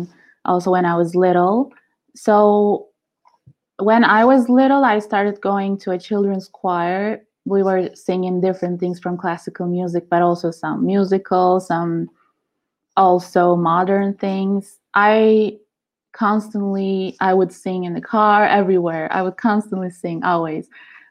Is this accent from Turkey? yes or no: yes; Izmir, Turkey; moved away as an adult; now in Italy; So when I was 19, I came to Italy because I was born in Turkey, Izmir